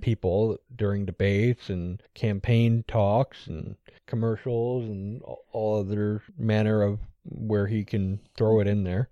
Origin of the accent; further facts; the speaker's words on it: United States; I'm American.